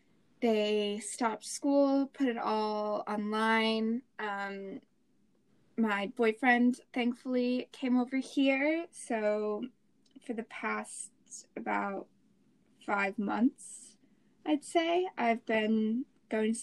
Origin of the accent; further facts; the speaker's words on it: Jackson, Wyoming, United States; moved away as an adult; also born or lived in Santa Clara, California / Melbourne, Australia; I am born and raised in Jackson Hole, Wyoming